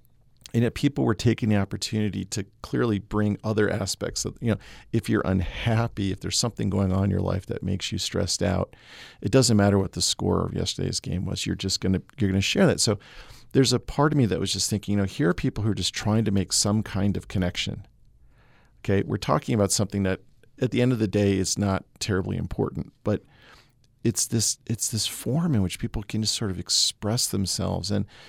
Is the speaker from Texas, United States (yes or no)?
no; Massachusetts, United States; I grew up in Massachusetts, you know, following sports was a big part of just my my youth